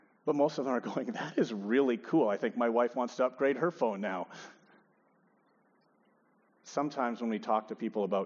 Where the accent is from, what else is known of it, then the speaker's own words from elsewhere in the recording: Edmonton, Alberta, Canada; also born or lived in Regina; I'm born and raised in Edmonton